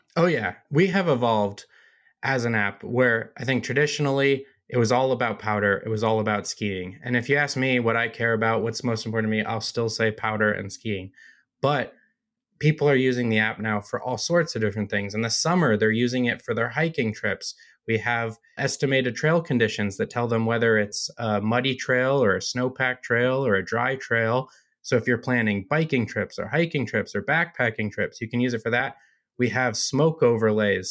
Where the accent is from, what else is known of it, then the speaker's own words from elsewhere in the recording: United States; moved away as an adult; also born or lived in Colorado; now in Utah, United States; I grew up in Lake Tahoe